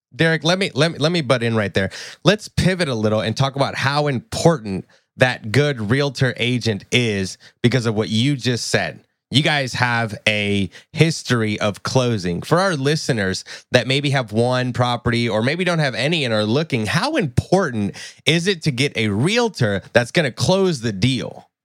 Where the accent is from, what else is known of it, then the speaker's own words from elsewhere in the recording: Tennessee, United States; I'm from Tennessee